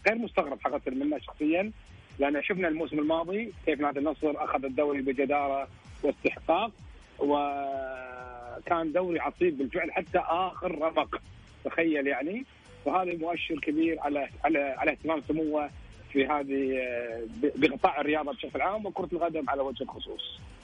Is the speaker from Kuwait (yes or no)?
yes; Kuwait; انا كويتي